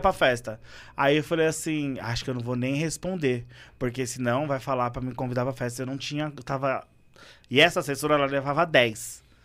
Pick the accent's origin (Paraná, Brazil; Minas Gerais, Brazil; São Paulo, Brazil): São Paulo, Brazil; eu gosto da minha comunidade, eu nascido e criado ali